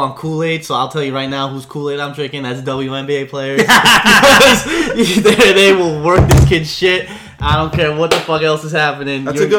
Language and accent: English; New York City, New York, United States; now in Yonkers, United States; I'm also from the Bronx, but I live in Yonkers now.